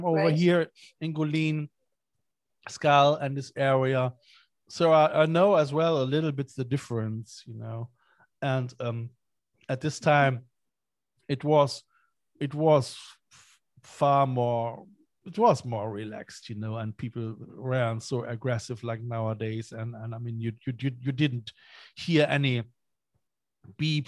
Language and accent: English; Cologne, North Rhine-Westphalia, Germany; now in Ireland; I am from Cologne, from Germany.